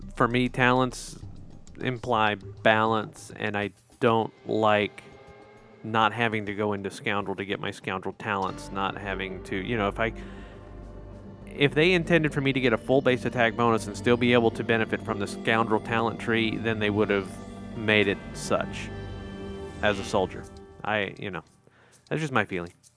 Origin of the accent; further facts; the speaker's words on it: Chicago, Illinois, United States; moved away; I grew up in Chicago.